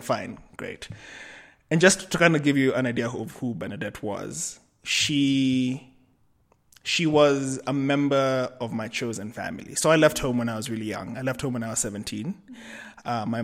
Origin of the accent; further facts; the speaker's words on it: Kenya; also born or lived in Cape Town / Amsterdam; I am Kenyan, but I live between Nairobi, Cape Town, and Amsterdam.